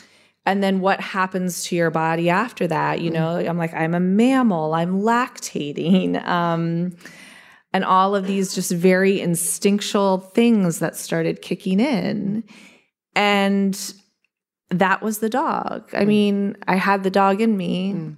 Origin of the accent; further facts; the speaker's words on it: Eastern Ohio, United States; I grew up in the Appalachian foothills of Eastern Ohio, where I lived in the woods.